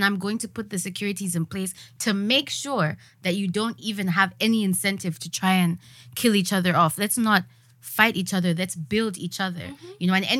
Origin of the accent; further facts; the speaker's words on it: Zambia; I'm Zambian first.